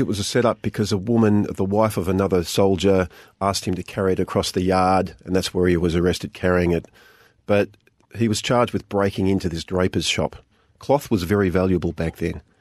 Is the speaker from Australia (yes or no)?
yes; Geelong, Victoria, Australia; I grew up in Geelong